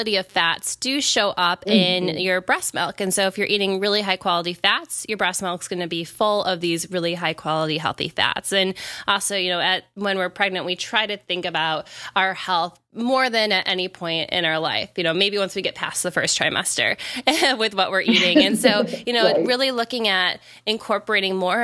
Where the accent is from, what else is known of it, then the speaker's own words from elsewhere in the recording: Wisconsin, United States; I'm also from the Midwest. I'm from Wisconsin